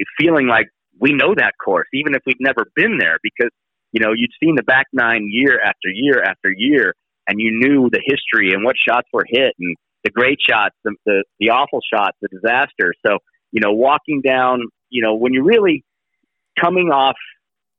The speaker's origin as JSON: {"language": "English", "region": "Northern California", "country": "United States", "said": "I'm from Northern California"}